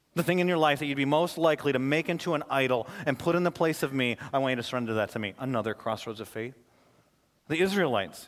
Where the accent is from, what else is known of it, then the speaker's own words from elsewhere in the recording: Flint, Michigan, United States; I was born and raised in Flint, Michigan